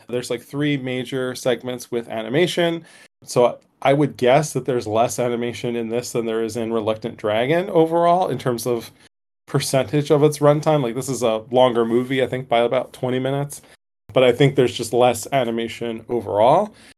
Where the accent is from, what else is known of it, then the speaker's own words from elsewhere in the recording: Northeast, United States; growing up in the Northeast